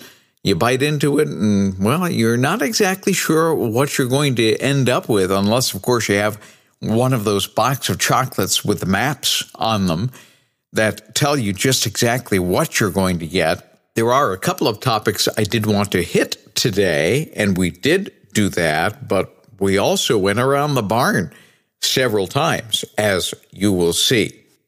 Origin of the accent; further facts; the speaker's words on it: New Bedford, Massachusetts, United States; traveling between New England, my hometown of New Bedford, and Cleveland.